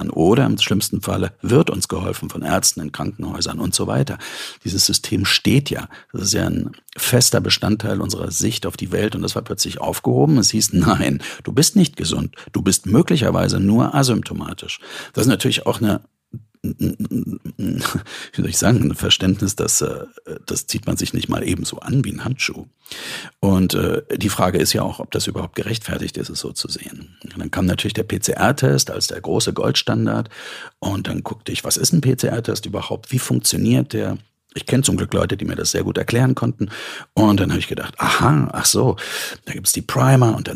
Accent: East Germany, Germany; weil ich bin in der DDR groß geworden. Also dort hatte man mit Kunst und Kultur nicht viel am Hut.

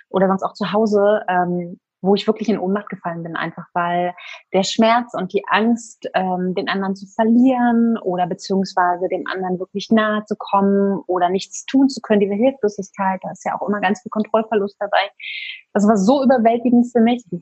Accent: Berlin, Germany; ich bin äh, 34, ich komme aus Berlin und wohne hier zusammen mit meinem kleinen Sohn

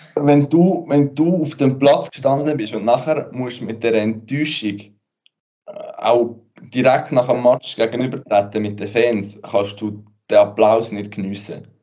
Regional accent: Switzerland; bei uns in der Schweiz

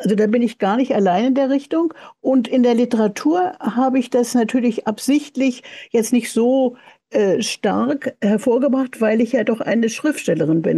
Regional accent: Berlin, Germany; moved away; ich bin 1940 in Berlin geboren, äh, aber bin ja in Berlin aufgewachsen

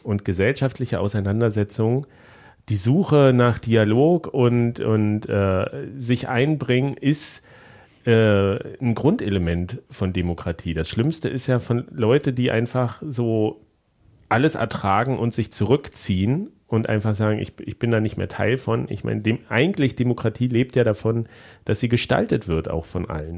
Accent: GDR, East Germany, Germany; also born or lived in Leipzig; ich bin ja auch noch ein Kind der DDR

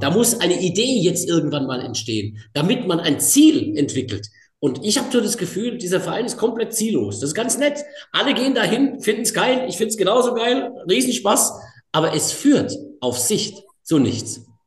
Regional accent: Pforzheim, Baden-Württemberg, Germany; in meiner Heimatstadt in Pforzheim

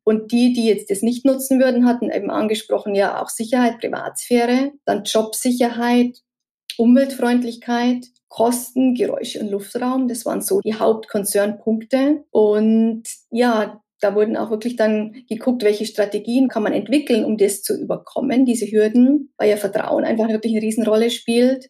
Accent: Munich area, Bavaria, Germany; ich komme ja auch aus der Münchner Gegend

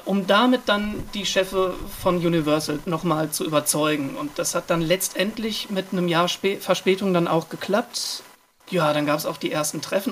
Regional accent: Iserlohn, North Rhine-Westphalia, Germany; now in Cologne, Germany; wir kommen ja ursprünglich aus Iserlohn

